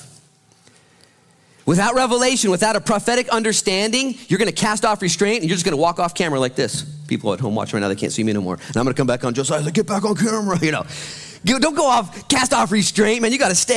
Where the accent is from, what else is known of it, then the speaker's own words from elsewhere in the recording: United States; I'm an American